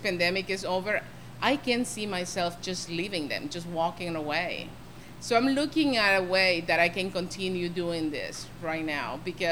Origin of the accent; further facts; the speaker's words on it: Honduras; moved away as an adult; I'm from Honduras. I'm new to this country. You know, I've been here for 23 years